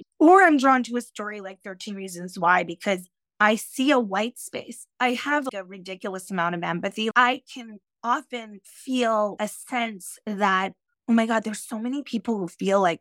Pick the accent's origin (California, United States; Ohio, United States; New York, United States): New York, United States; Yonkers; I grew up in Yonkers, New York, which is right outside the Bronx, in a working class area